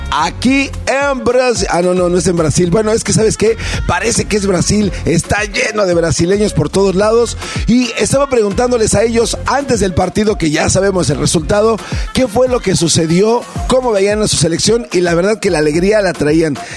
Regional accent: Mexico; Eu soy mexicano, más, yo pienso que soy brasileño.

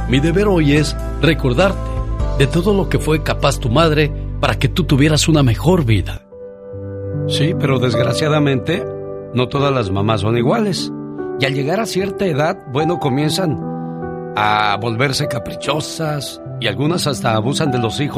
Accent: Las Jícamas, Guanajuato, Mexico; Bien, gracias porque un día salí de las Jícamas, Guanajuato, pero

